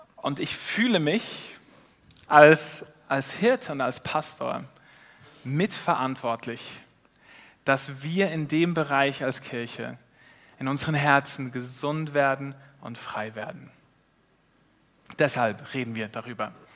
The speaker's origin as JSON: {"language": "German", "country": "Switzerland", "said": "als Schweizer"}